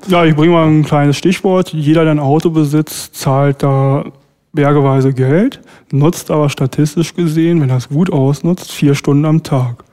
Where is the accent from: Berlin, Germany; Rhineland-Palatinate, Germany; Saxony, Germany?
Berlin, Germany; wir als Berliner